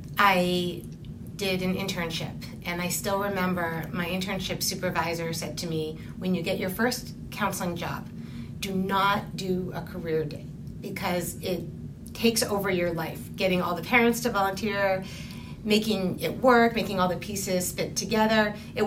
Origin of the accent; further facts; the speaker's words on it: Massachusetts, United States; I grew up in Massachusetts